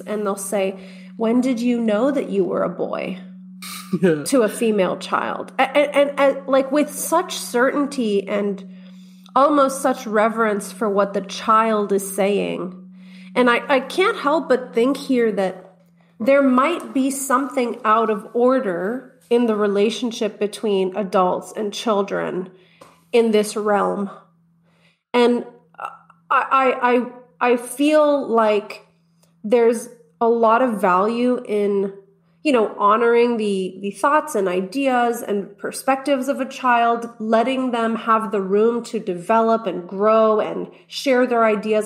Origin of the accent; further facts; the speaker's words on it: Texas, United States; my, my home state of Texas